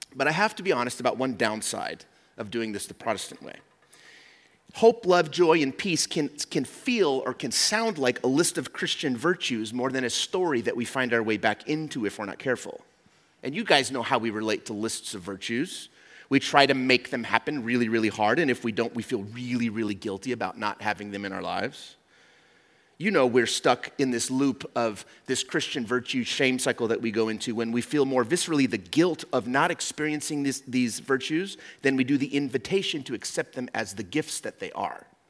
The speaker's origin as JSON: {"language": "English", "country": "Mexico", "tie": "born or raised there", "moved": "yes", "said": "I grew up in Mexico"}